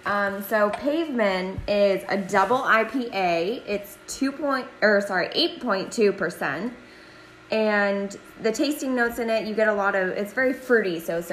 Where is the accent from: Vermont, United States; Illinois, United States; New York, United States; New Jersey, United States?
Vermont, United States; Burlington; Todd's better half, also from Burlington